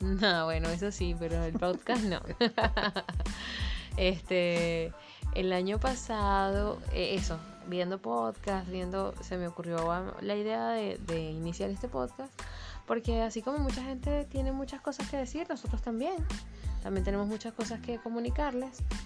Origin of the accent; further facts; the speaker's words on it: Venezuela; moved away as an adult; now in Chile; como venezolanos del mundo